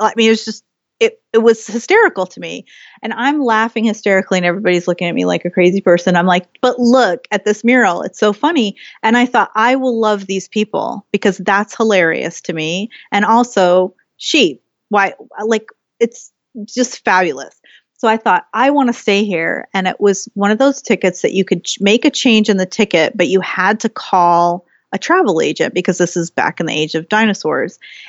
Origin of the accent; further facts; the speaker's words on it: Ohio, United States; also born or lived in San Jose, California; And I was born in San Jose, California, but I grew up in Ohio and my mother is Pennsylvania Dutch, Irish and German.